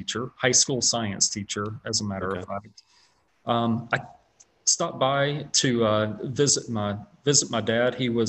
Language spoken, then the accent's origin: English; South Carolina, United States; moved away as an adult; also born or lived in West Virginia / Washington, D.C.; born and raised in South Carolina, went to school in South Carolina